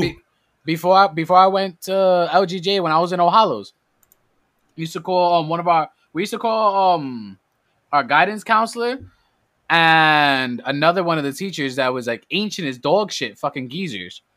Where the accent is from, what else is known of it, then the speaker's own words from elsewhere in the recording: New York City, New York, United States; I come straight out of the Boogie Down Bronx